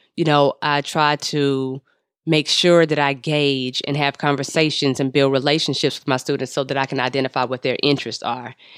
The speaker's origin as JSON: {"language": "English", "town": "Los Angeles", "region": "California", "country": "United States", "said": "I'm from the Crenshaw district"}